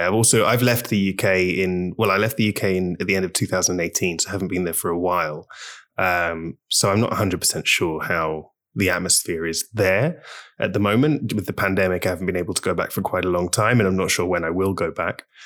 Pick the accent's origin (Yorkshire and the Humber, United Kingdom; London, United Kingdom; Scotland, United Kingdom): London, United Kingdom; moved away as an adult; now in Barcelona, Spain; so I grew up in London, in the U K